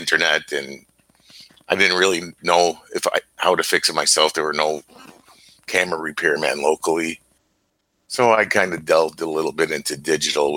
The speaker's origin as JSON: {"language": "English", "town": "Chicago", "region": "Illinois", "country": "United States", "moved": "yes", "said": "I'm a Chicagoan living in a small town right now"}